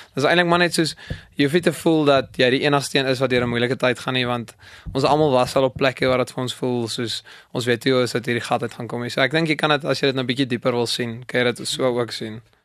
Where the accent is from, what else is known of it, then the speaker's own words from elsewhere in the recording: Kimberley, Northern Cape, South Africa; moved away as an adult; now in Potchefstroom, South Africa; Ek kom van Kimberley af